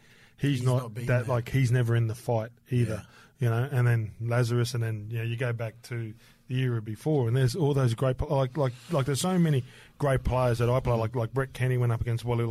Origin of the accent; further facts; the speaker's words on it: Townsville, Queensland, Australia; moved away as an adult; growing up in Townsville, I followed the Brisbane comps